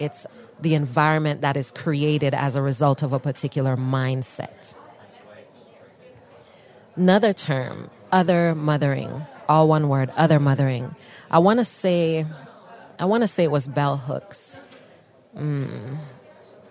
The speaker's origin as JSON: {"language": "English", "country": "Jamaica", "said": "I'm Black, I'm Jamaican"}